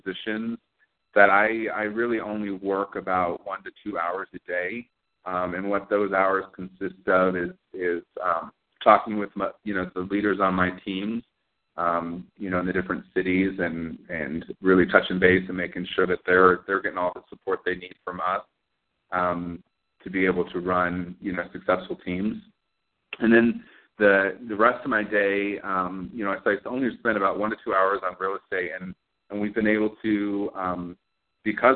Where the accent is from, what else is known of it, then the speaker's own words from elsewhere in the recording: Denver, Colorado, United States; I grew up in Denver, Colorado with a big family